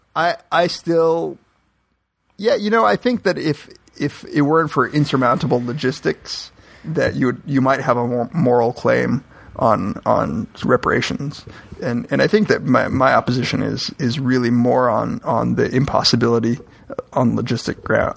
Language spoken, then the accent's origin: English; Miami, Florida, United States; moved away; I grew up in Miami